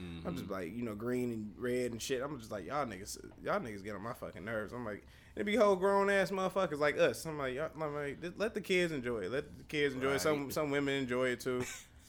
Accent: the North, United States; I'm black. How you doing? Like, right. I'm from the North, too.

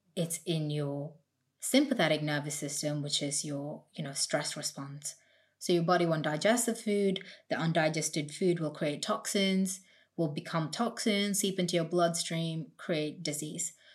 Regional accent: India; now in United Kingdom; I grew up in India

